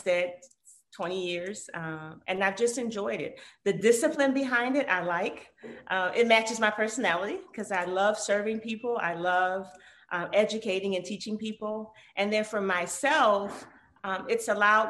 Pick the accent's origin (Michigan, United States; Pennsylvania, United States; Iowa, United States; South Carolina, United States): Michigan, United States; Detroit; as a little girl growing up in Detroit, Michigan